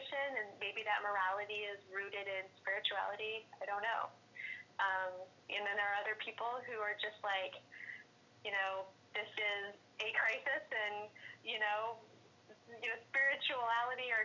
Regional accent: Topeka, Kansas, United States; now in New York City, United States; I'm originally from Topeka, Kansas.

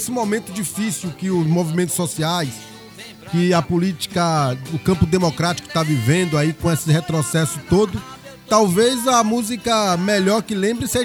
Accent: Ilhéus, Bahia, Brazil; É minha terra, terra natal

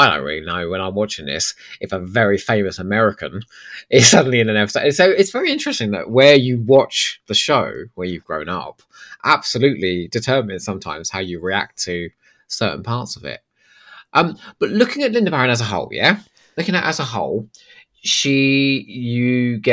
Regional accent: England, United Kingdom; also born or lived in Crawley / Eastbourne; I'm English

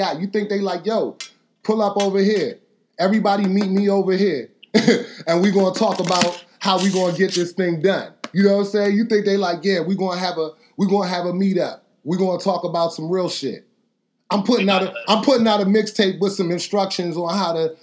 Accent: United States; I'm from America

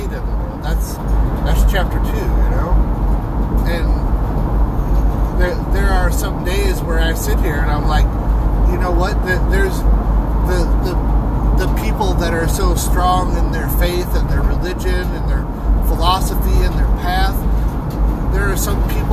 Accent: St. Louis, Missouri, United States; moved away; I'm from St. Louis

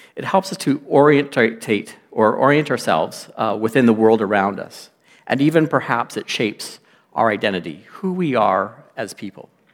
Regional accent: Lloydminster, Canada; I'm from Lloydminster, not born, but raised in Lloydminster for many, many years

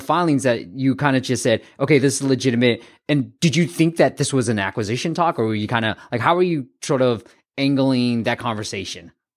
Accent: Bay Area, California, United States; I grew up in the Bay Area

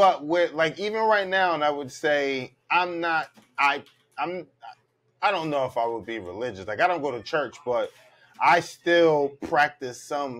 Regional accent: Philadelphia, Pennsylvania, United States; I grew up in Philly. I grew up in Philly, and most of my foster moms were, like, old Christian women.

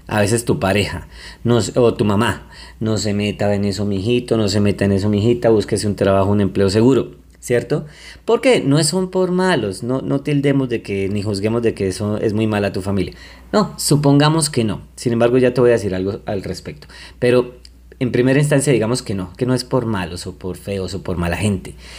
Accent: Colombia; yo soy colombiano y quiero mucho mi país Colombia

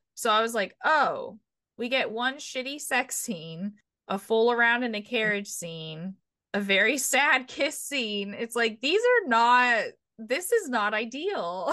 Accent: United States; I'm American

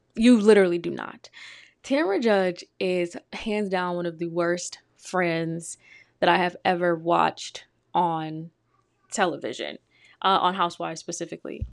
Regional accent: Detroit, Michigan, United States; I'm from Detroit, Michigan.

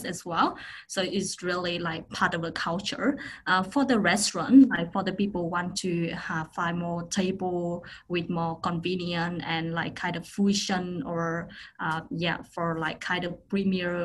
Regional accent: Phong Nha, Quang Binh, Vietnam; Phong Nha, in my hometown, we have some like, you know, yummy food

